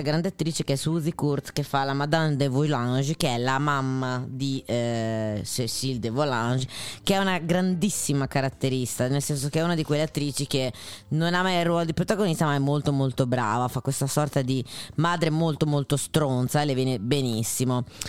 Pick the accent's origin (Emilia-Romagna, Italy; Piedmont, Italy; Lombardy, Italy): Emilia-Romagna, Italy; Sono romagnola